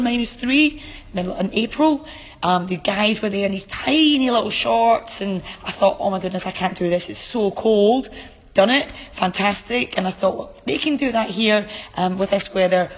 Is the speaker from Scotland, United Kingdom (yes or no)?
yes; Scotland, United Kingdom; accent: Scottish; also born or lived in Strathclyde Park; now in Bairnsdale, Australia; when I went overseas back to my motherland, if you can tell by my accent, Scotland.